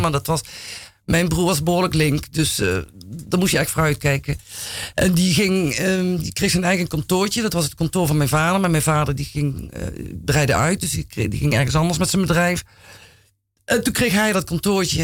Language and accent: Dutch; Roermond, Limburg, Netherlands; now in Amsterdam, Netherlands; ik eh, kom uit Limburg. En ik ben geboren in Roermond.